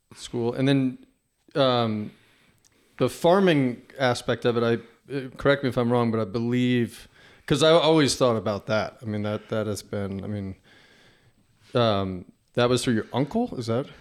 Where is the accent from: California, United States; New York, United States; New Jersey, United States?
New Jersey, United States; moved away; growing up in New Jersey